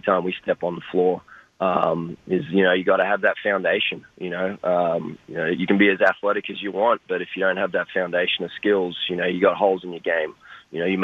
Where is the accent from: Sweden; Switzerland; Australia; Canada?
Australia; moved away as an adult; now in United States; I was growing up in Australia